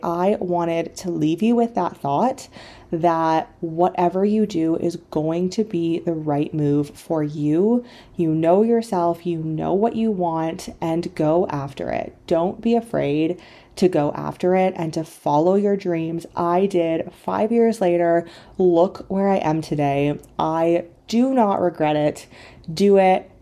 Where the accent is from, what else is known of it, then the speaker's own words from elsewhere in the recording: Canada; moved away as an adult; also born or lived in China; I grew up in Canada in a very small town